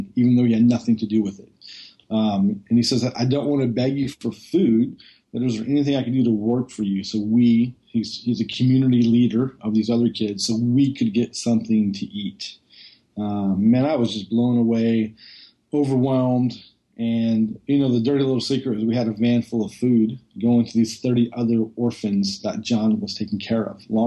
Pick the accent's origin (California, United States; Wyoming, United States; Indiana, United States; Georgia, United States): California, United States; just outside of Oakland, Northern; I grew up in Northern California, just outside of Oakland